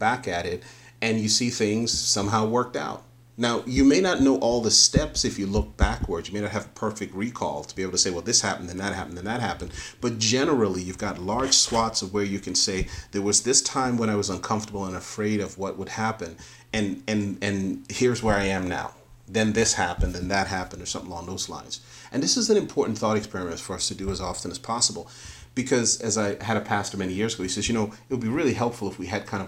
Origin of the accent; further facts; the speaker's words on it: New York City, New York, United States; I grew up in the Northeast in inner city of New York.